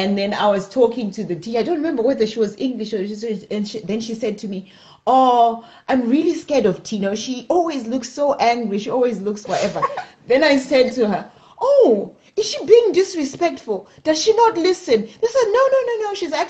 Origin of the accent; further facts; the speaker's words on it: Zimbabwe; moved away as an adult; I grew up in Zimbabwe